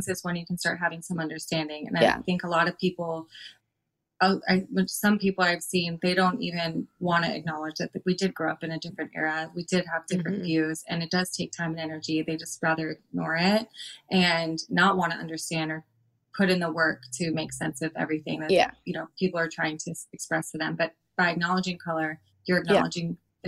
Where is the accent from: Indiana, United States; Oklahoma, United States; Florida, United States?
Florida, United States; I'm from Florida